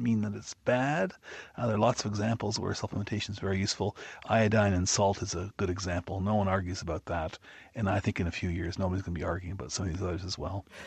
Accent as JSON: {"language": "English", "country": "Canada", "moved": "yes", "said": "I'm a Canadian"}